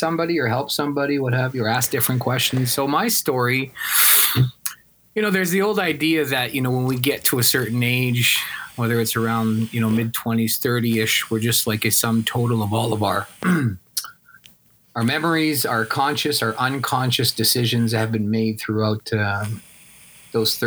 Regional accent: Regina, Saskatchewan, Canada; I grew up in Regina at that time

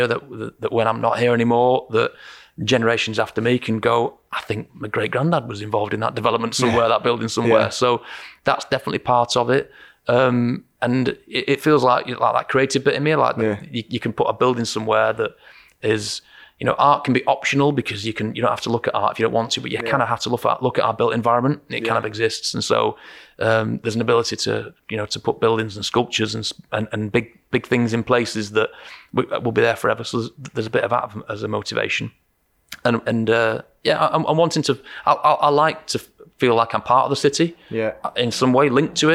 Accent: Eccles, North West England, United Kingdom; my hometown in Eccles in Salford.

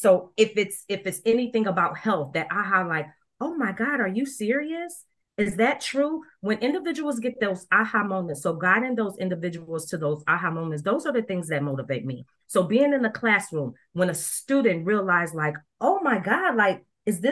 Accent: Rochester, New York, United States; now in Dallas, United States; I'm currently living in Dallas, Texas, but I was born in Rochester, New York

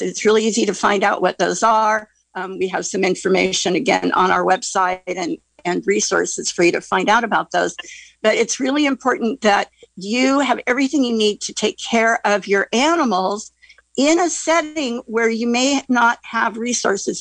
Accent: Central Sierras, California, United States; now in Glen Ellen, United States; I grew up in the Central Sierras

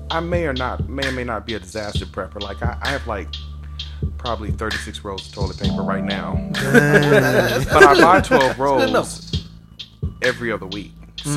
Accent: Los Angeles, California, United States; moved away as an adult; now in Texas, United States; I am from Los Angeles, California.

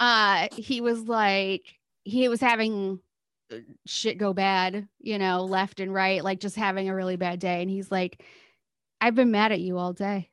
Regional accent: Midwest, United States; as a Midwesterner

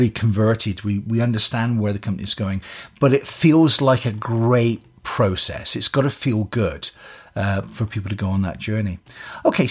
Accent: Scotland, United Kingdom; now in Canada; I come from Scotland

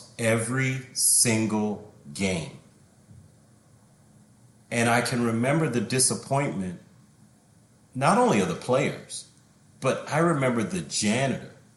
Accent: United States; as an American

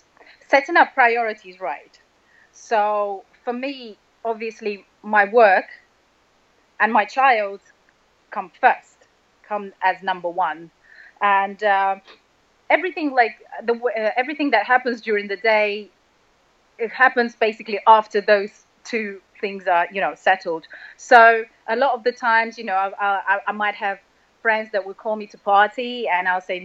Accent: Russia; moved away; I was born and raised in Russia

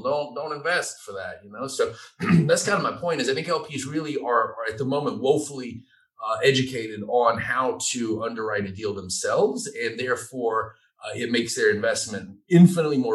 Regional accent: Georgia, United States; also born or lived in Savannah, Georgia; I'm from Georgia and I'm kind of redneck

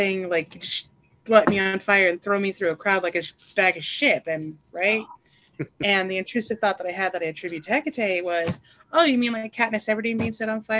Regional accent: the South, United States; I was raised in the South by a former military father, and I was a trucker.

